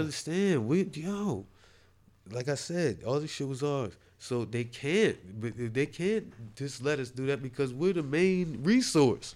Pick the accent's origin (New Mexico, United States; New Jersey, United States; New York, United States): New Jersey, United States; I'm from Jersey.